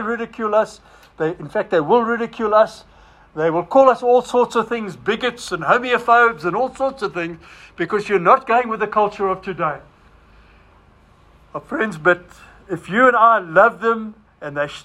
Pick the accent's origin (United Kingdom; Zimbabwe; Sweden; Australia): Zimbabwe; moved away; I was a Roynick from Rhodesia